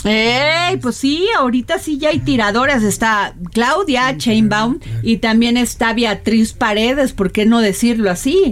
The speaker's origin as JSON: {"language": "Spanish", "country": "Mexico", "said": "Aquí en México"}